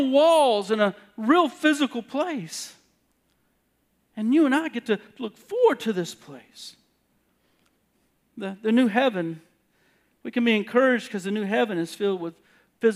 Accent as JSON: {"language": "English", "region": "South Carolina", "country": "United States", "moved": "yes", "said": "I'm from South Carolina"}